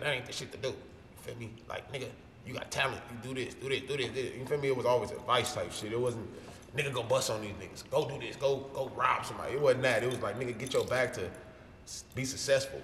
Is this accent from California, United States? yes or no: yes; Los Angeles, California, United States; I'm from Los Angeles, California. Feel me? Gutter, slums, South Central, Los Angeles